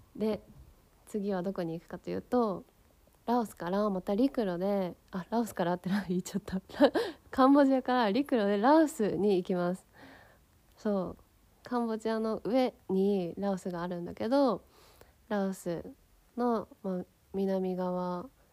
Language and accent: Japanese; Yokohama, Kanagawa, Japan; 私はさ横浜出身だからさすごいまあ都会で育ってきたわけなんだけどさ